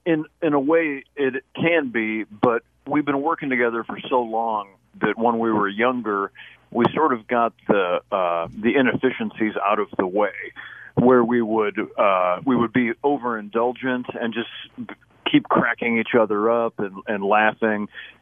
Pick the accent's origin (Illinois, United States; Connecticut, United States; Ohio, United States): Illinois, United States; Minooka; He was the mayor of Manuka, my hometown.